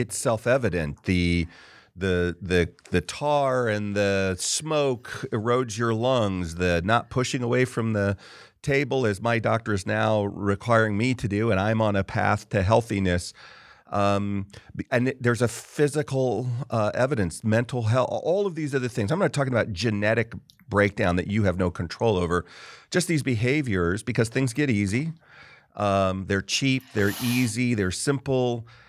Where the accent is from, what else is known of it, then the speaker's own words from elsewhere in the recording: California, United States; I grew up in California primarily